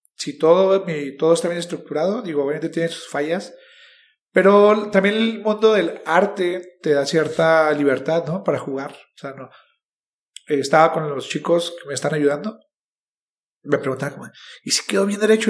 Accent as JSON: {"language": "Spanish", "region": "Chihuahua", "country": "Mexico", "tie": "born or raised there", "said": "yo soy mexicano, nací en Chihuahua"}